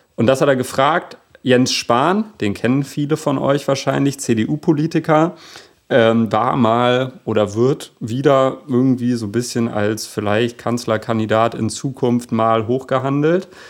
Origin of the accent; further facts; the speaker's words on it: Hanover, Lower Saxony, Germany; moved away; Und jetzt bin ich in Hannover geboren und bin häufiger mal im Jahr in Hannover